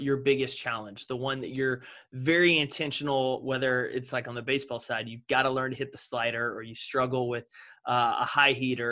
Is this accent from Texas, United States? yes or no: yes; Texas, United States; I grew up in Texas, Friday Night Lights